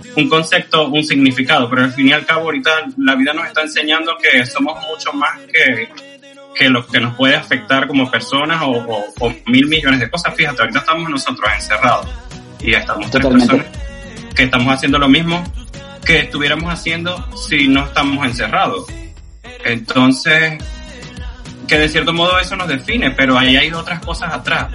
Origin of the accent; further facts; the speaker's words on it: Venezuela; moved away; soy un venezolano que soy inmigrante que viene